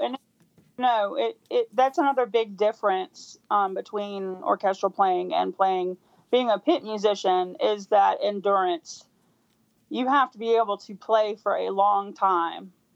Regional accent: Louisville, Kentucky, United States; I grew up in in Louisville, Kentucky

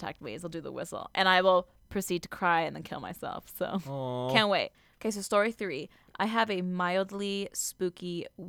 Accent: Rock Springs, Wyoming, United States; I started working at the movie theater in my hometown of Rock Springs, Wyoming.

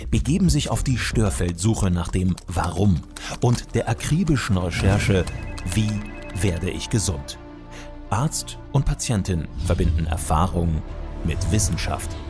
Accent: Bavaria, Germany; Ich komme ja aus Franken oder du kannst auch nach Oberbayern gehen. Und wenn du auf dem Land wohnst, ich komme ja von einem Bauernhof und wir haben selber immer geschlachtet.

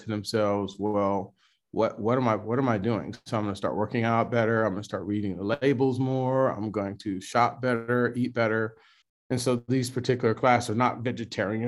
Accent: Los Angeles, California, United States; now in Atlanta, United States; I'm a kid from South Central Los Angeles

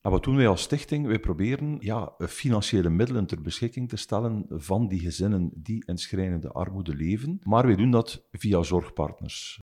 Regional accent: Ghent, Flanders, Belgium; Ik ben een Oost-Vlaming, dus geboren in Gent, ook woonachtig in Gent.

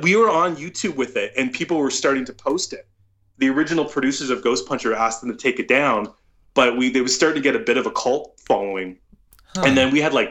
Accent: Toronto, Ontario, Canada; I'm from Toronto

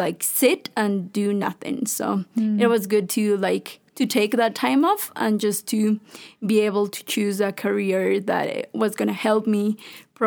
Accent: Ecuador; I've been growing up in Carmen Bajo.

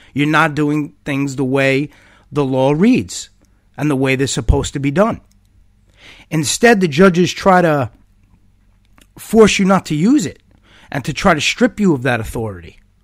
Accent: United States; As a United States citizen, as an American

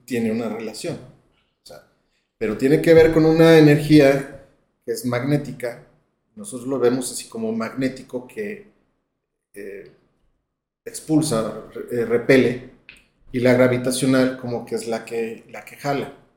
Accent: León, Guanajuato, Mexico; yo soy de León, Guanajuato

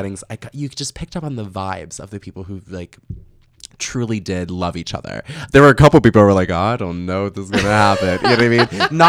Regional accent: New York, United States; I'm a New Yorker. I feel like I'm an East Coast dude.

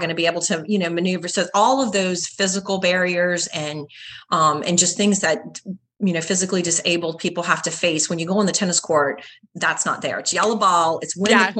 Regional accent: the South, United States; we are from the South

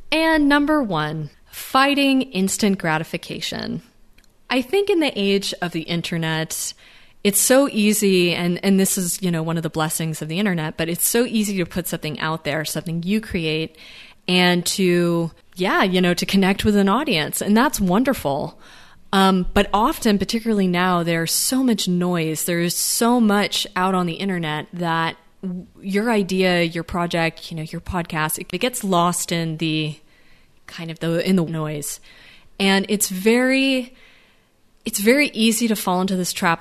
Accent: United States; I speak as being an American

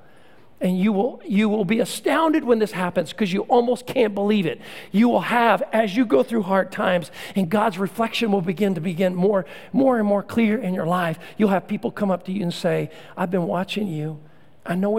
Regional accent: Central Texas, United States; When I was a kid growing up in Central Texas

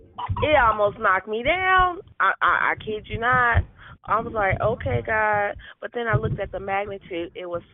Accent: San Francisco, California, United States; moved away as an adult; also born or lived in Vallejo, California; now in Las Vegas, United States; I was born and raised in San Francisco, lived in Vallejo, so I felt earthquakes out there. Been in Vegas for almost 2 years.

